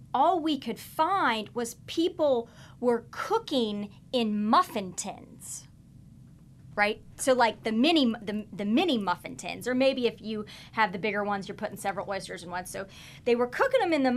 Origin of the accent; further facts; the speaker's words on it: Kansas, United States; moved away; I'm not from here. I'm originally from Kansas. So I'm a born and raised meat and potatoes cattle girl.